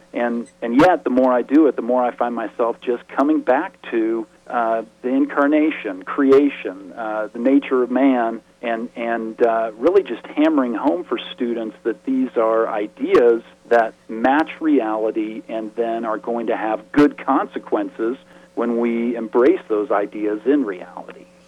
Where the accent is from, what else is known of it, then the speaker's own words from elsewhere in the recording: the West, United States; I'm from the West